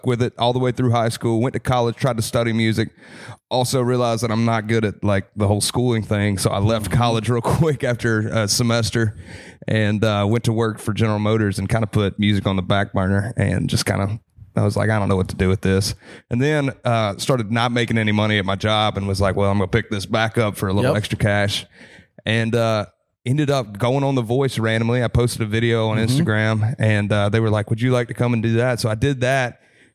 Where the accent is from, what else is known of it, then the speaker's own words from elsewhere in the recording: Kannapolis, North Carolina, United States; now in Tennessee, United States; I'm from Kannapolis, North Carolina. Grew up in race country, so home of Dale Earnhardt. is nice. My hometown.